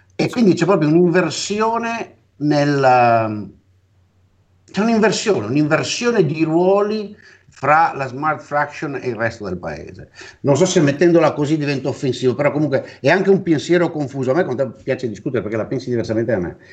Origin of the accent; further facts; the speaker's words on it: Venice, Veneto, Italy; io sono cresciuto intellettualmente a Venezia